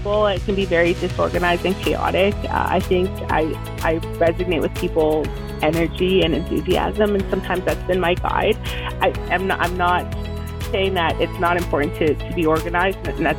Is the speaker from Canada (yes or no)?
yes; Edmonton, Alberta, Canada; also born or lived in El Salvador; now in Fort McMurray, Canada; Originally, I'm from El Salvador. I grew up in Edmonton and moved my way up to Fort McMurray